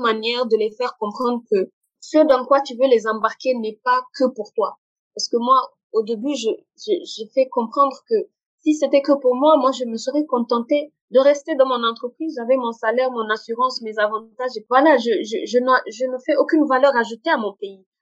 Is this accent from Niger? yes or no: yes; Niger; moved away as an adult; also born or lived in Morocco; je suis nigérienne, je suis euh, fière de, de mon pays